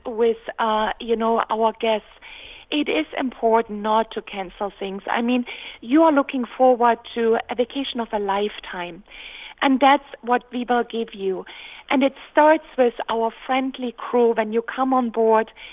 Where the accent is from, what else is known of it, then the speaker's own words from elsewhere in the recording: Dresden, Saxony, Germany; moved away; I was born in Germany on the Elbe River, beautiful city of Dresden.